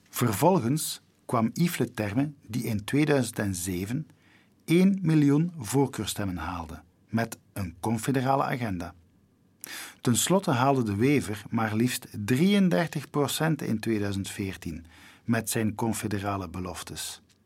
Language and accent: Dutch; Flanders, Belgium; wij Vlamingen